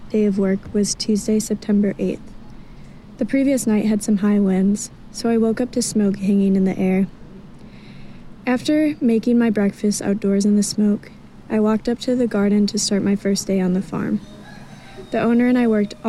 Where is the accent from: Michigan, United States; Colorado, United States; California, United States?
Michigan, United States; I'm from Michigan